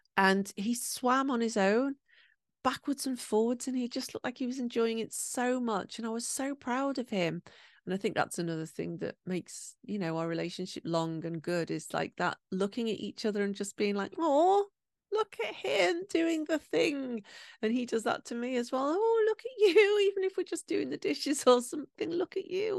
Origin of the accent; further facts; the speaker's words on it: England, United Kingdom; now in Japan; I'm from England